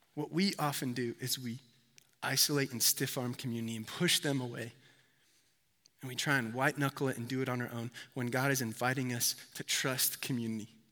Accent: Connecticut, United States; I'm from Connecticut

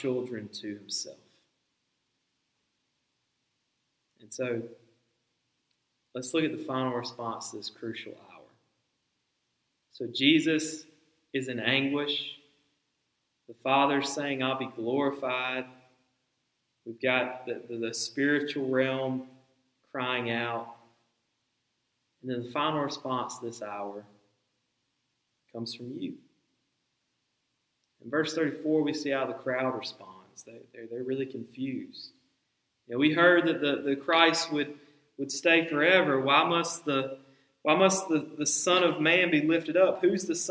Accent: the Bible Belt, United States; growing up in the Bible Belt, I've lived in the Bible Belt for 3 decades.

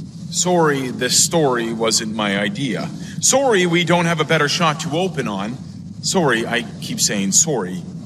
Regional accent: Canada; We're Canadian.

